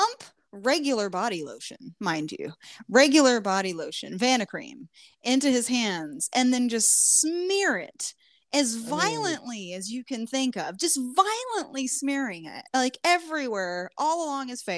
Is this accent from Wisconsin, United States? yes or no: no; Southern Indiana, United States; moved away